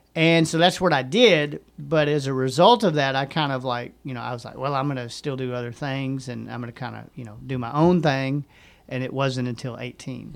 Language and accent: English; Hot Springs, Arkansas, United States; also born or lived in Benton, Arkansas; I grew up in Hot Springs, and I went to Lake Hamilton High School all the way up until my senior year, and then I moved to Benton and graduated from Benton High School